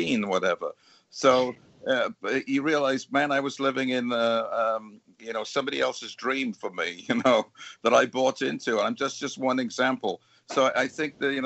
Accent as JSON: {"language": "English", "country": "United Kingdom", "moved": "yes", "said": "being British"}